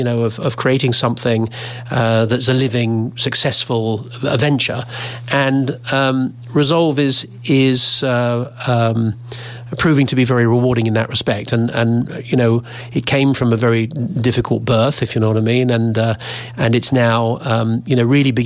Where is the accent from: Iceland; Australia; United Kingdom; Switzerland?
United Kingdom; also born or lived in United States; I'm British and jingoistic, you know, very supportive of being Britain